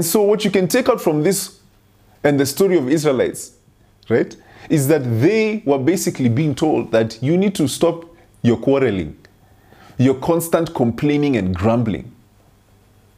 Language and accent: English; Kenya; I grew up in Kenya